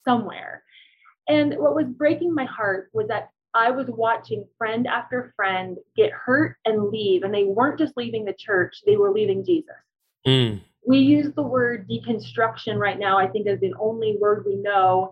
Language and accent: English; Cincinnati, Ohio, United States; moved away as an adult; now in Colorado Springs, United States; I'm from Cincinnati